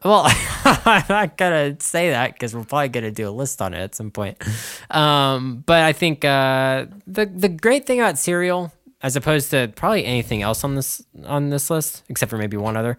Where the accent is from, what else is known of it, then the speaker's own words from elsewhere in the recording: United States; I'm American and not French